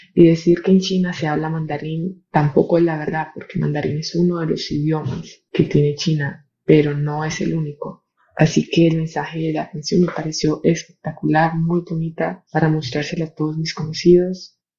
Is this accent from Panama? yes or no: yes; Panama; soy de Panamá